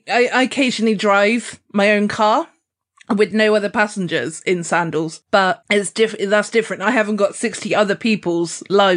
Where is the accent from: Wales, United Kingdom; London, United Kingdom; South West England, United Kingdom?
South West England, United Kingdom; Weymouth; my hometown in Weymouth.